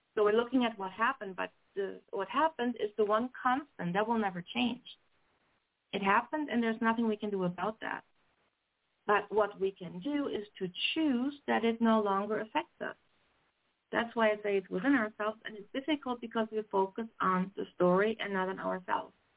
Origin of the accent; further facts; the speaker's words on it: Germany; moved away as an adult; now in Canada; I was born and raised in Germany and came to Canada when I was 30.